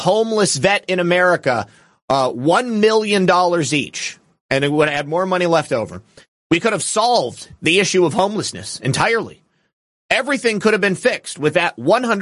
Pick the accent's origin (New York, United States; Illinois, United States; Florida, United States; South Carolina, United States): Florida, United States; my home state of Florida